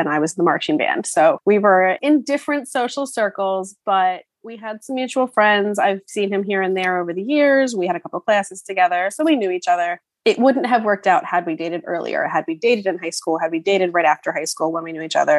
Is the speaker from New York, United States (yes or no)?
no; New Jersey, United States; moved away as an adult; now in Florida, United States; I recently moved to Florida and I'm from New Jersey.